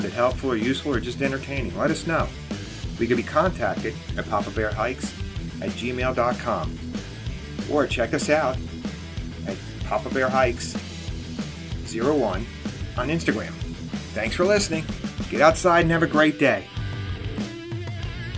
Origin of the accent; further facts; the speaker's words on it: outside of New York City, United States; moved away; I grew up outside of New York City